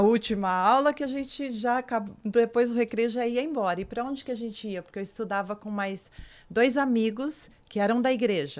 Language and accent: Portuguese; São Paulo, Brazil; a minha infância mesmo foi em São Paulo.